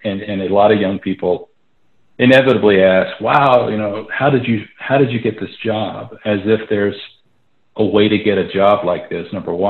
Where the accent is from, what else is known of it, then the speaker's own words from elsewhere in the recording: Atlanta, Georgia, United States; moved away as an adult; also born or lived in Nashville, Tennessee / Orlando, Florida; now in Santa Fe, United States; then we moved to Orlando, Florida during the cool 60s, during the space race, which is a fun place to be in Central Florida, and then we moved to Atlanta, I think, in sixth grade.